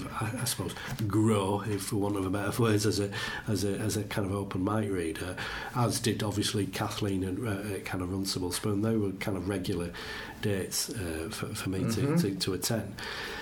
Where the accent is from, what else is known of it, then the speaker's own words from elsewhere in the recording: Leeds, Yorkshire and the Humber, United Kingdom; now in Wakefield, United Kingdom; I'm from Leeds, but rather than Wakefield